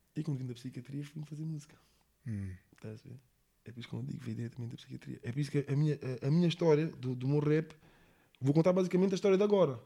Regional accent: England, United Kingdom; now in Monte da Caparica, Portugal; eu cresci na Inglaterra

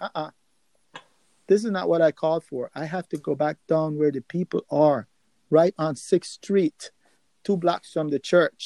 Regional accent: Nicaragua; moved away; also born or lived in New York City, United States; I grew up in Nicaragua

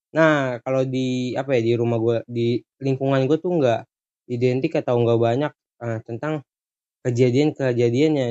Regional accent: Tanjung Priok, Jakarta, Indonesia; Oh, gue dari Priuk gitu, hmm. Jakarta Utara, Jakarta Utara Priuk gitu.

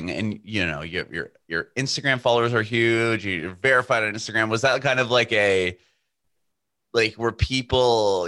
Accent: San Diego, California, United States; I'm from San Diego, California

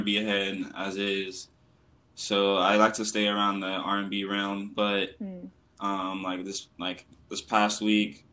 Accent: Chino, California, United States; now in Los Angeles, United States; I'm from Chino, but right now I reside in LA.

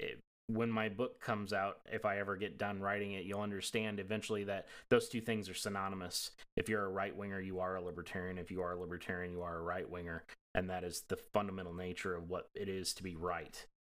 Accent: Appalachia, United States; accent: Southern; So you probably can't tell from my voice because I've trained myself out of that accent stupidly when I was younger. But I grew up in Appalachia

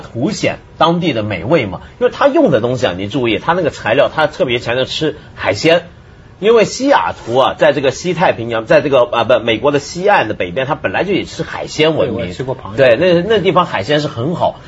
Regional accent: Taiwan; moved away; 我在台湾长大

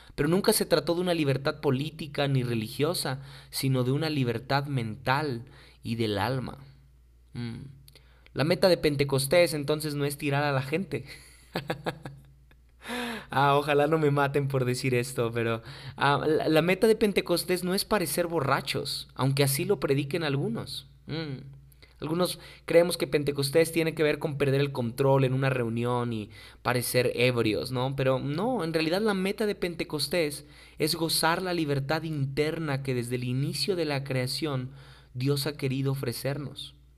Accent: Mexico; muchos mexicanos ni siquiera sabemos

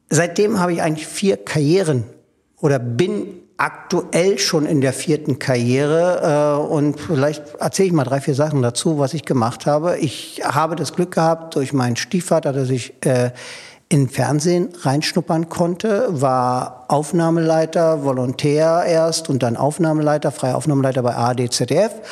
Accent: Berlin, Germany; born there; Ich bin in Berlin-Pankow geboren, bin in der DDR zur Schule gegangen und bin eine Woche vor der Maueröffnung über die Prager Botschaft äh, geflohen.

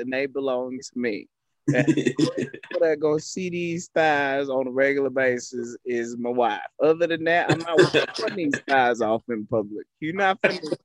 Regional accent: College Station, Texas, United States; I'm from this area, so I'm from Milliken, College Station

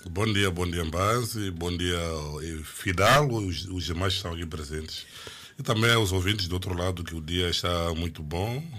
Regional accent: Mozambique; aqui em Moçambique

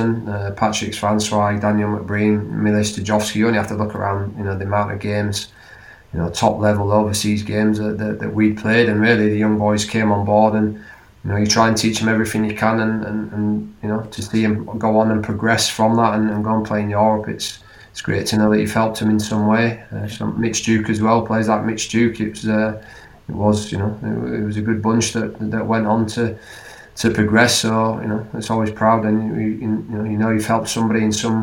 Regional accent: Leeds, Yorkshire and the Humber, United Kingdom; I was from Leeds.

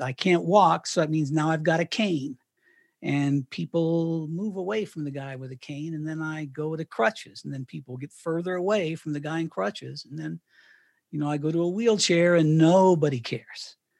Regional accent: Canon City, Colorado, United States; moved away as an adult; also born or lived in Miami, Florida / Knoxville, Tennessee; So I moved from Miami and, and retired in Canyon City, Colorado

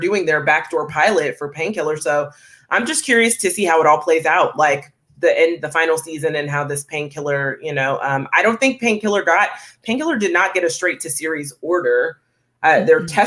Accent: Texas, United States; I'm a Texan

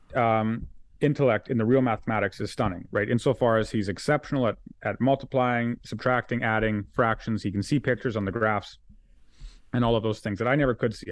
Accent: Alberta, Canada; we're Albertans.

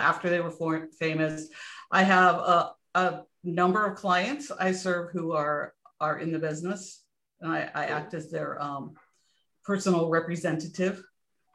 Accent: Montrose, California, United States; I grew up in California in a little town called Montrose, which is in the just north

